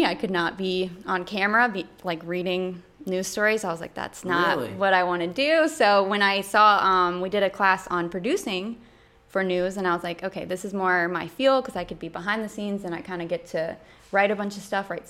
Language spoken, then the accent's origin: English; Jacksonville, North Carolina, United States; moved away as an adult; now in Greenville, United States; I am from Jacksonville, North Carolina, which is like an hour and a half away from here, home of Camp Lejeune. It's what it's most known for. There's nothing else really in Jacksonville. So grew up land of Marines